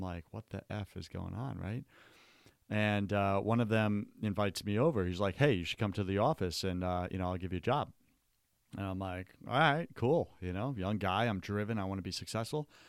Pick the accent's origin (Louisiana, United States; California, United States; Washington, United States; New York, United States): New York, United States; Long Island; I grew up on Long Island